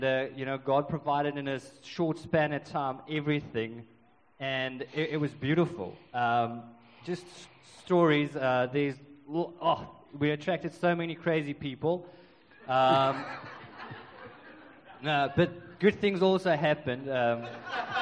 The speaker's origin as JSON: {"language": "English", "town": "Secunda", "region": "Mpumalanga", "country": "South Africa", "tie": "born or raised there", "moved": "yes", "said": "I come from Secunda, which is a mining town"}